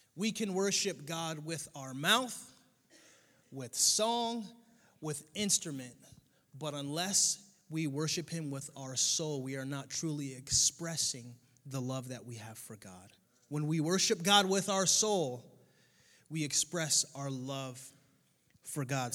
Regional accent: Connecticut, United States; now in Southwest Florida, United States; I grew up in Connecticut.

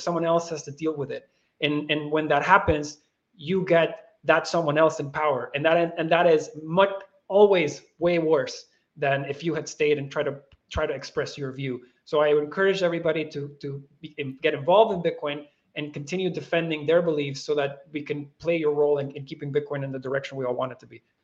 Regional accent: Venezuela; as Venezuelans

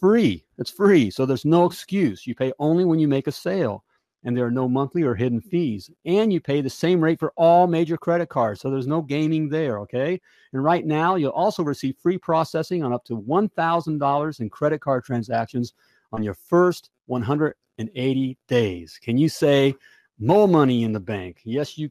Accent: United States; I'm an American

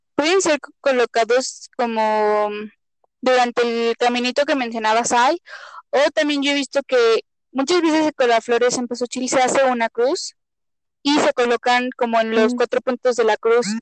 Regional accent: Mexico; somos mexicanas las dos

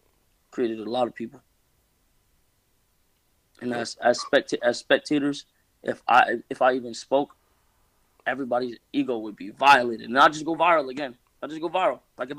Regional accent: Jamaica; But you know, nigga, like I said, I'm Jamaican, bro.

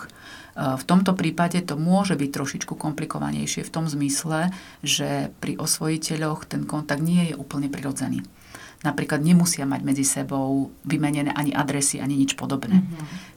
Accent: eastern Slovakia, Slovakia; som z východu, tam pyrohy vedia robiť

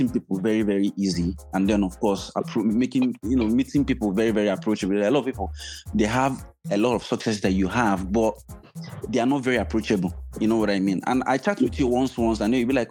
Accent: Nigeria; moved away; My home country, I'm telling my people

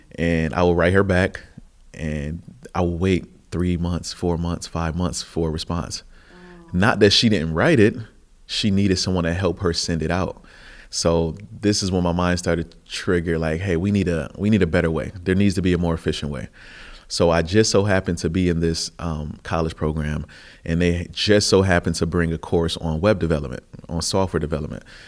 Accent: Buffalo, New York, United States; I came from Buffalo, which is the third poorest city in the nation, and it's a, you know, a lot of poverty, a lot of oppression, and not much opportunity

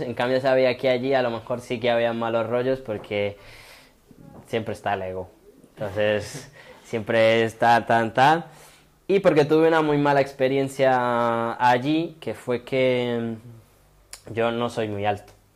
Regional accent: Itagüí, Antioquia, Colombia; now in Spain; al municipio de donde yo soy, que yo soy de Itagüí, que queda justo al lado de Medellín

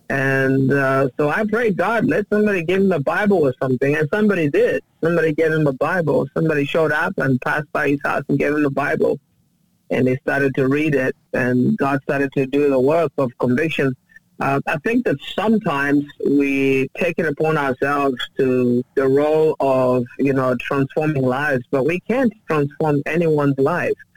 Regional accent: Uganda; now in United States; I uh, was born and raised in Uganda

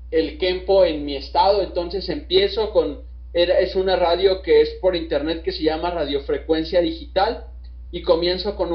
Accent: Mexico; nosotros como, mexicanos somos un poco más resilientes

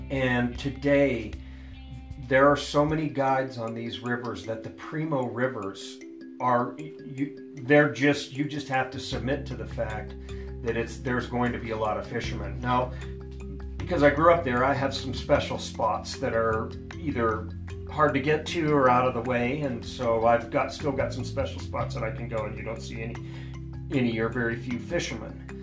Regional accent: Montana, United States; So it's all I knew, so I didn't realize that it was very cold there compared to the rest of the world. And I didn't realize how remote it was, um, how untouched it was and unspoiled.

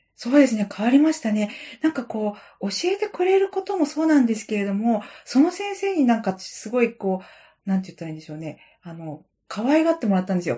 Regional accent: Sendai, Miyagi, Japan; 私子供の頃に仙台で育った

